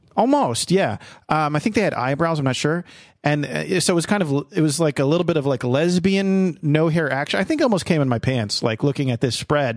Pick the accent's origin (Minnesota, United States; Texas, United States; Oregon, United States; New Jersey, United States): New Jersey, United States; I was born and raised in, in New Jersey